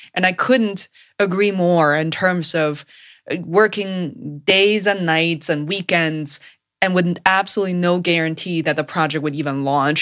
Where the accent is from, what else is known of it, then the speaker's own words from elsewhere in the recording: Beijing, China; moved away as an adult; now in Boston, United States; as a Chinese person born and raised in China